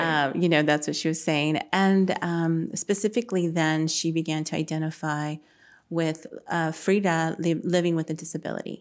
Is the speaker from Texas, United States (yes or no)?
yes; San Antonio, Texas, United States; grew up on the south side of San Antonio. Um, I still live in the south side now